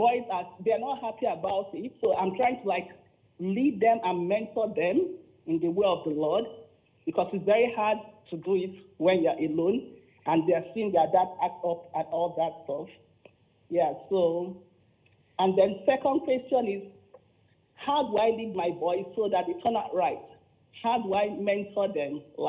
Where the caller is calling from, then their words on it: Ontario, Canada; I'm calling from Canada.